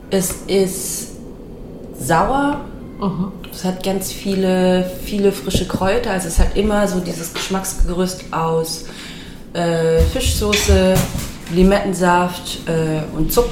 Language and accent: German; Steinfurt, Hesse, Germany; Also ich bin aufgewachsen in Steinfurt, das ist ein 200 Seelen Dorf in, in, der, in der Mitte von Hessen.